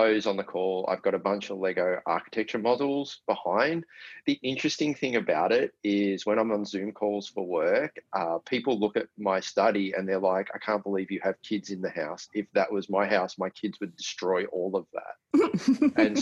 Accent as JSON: {"language": "English", "town": "Melbourne", "region": "Victoria", "country": "Australia", "tie": "born or raised there", "said": "I was born in Melbourne. And I grew up with two brothers who are both younger than me"}